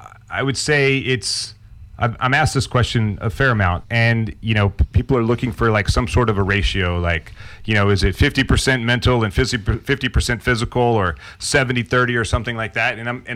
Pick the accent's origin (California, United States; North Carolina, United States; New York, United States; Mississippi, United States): Mississippi, United States; Meridian; I grew up in Meridian, Mississippi. And for, you know, to kind of give you an idea of what Mississippi is, it's kind of in the middle of the United States. There's not a lot there. There's a lot of pine trees. There's hunting. There's fishing.